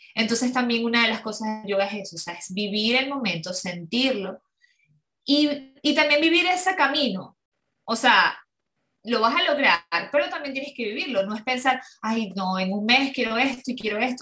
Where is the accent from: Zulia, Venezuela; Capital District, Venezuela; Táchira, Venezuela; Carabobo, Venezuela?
Zulia, Venezuela; Ciudad Ojeda; yo soy de Venezuela, de, Maracaibo, eh, de Ciudad Ojeda, es cerca de Maracaibo.